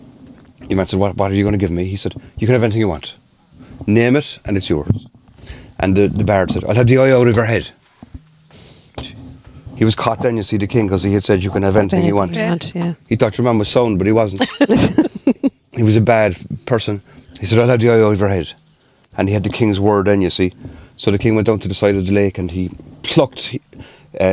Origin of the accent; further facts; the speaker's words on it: Cork, Munster, Ireland; born and bred in Cork